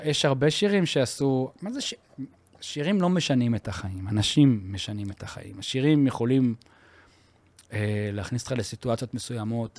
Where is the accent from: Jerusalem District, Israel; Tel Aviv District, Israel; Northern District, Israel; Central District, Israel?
Central District, Israel; Yavne; אנחנו גדלנו בשכונה צבאית.